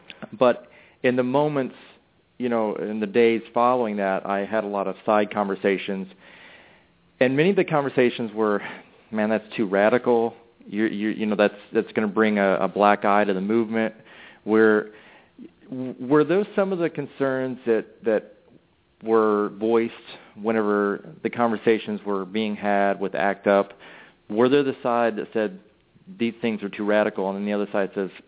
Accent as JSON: {"language": "English", "town": "St. Louis", "region": "Missouri", "country": "United States", "said": "I'm from St. Louis"}